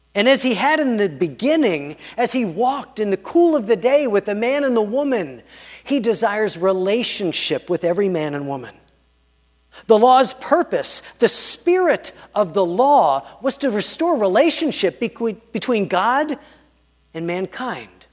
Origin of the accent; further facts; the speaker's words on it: Pittsburgh, Pennsylvania, United States; I grew up in Pittsburgh and in Squirrel Hill